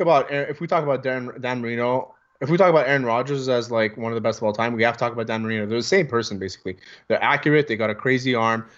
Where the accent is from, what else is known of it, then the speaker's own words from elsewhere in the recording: Greece; accent: Greek; My Greek accent sounds like it's from the the mean streets of Shamity